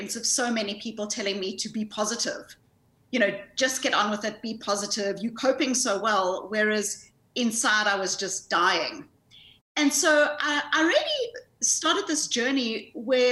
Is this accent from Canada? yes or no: no; South Africa; accent: South African; moved away; I grew up in South Africa. I grew up in the white suburbs of apartheid South Africa